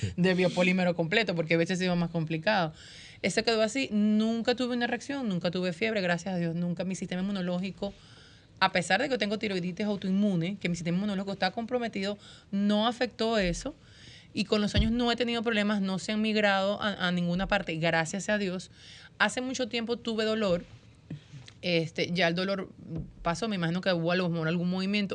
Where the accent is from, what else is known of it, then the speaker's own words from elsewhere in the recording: Venezuela; yo soy venezolana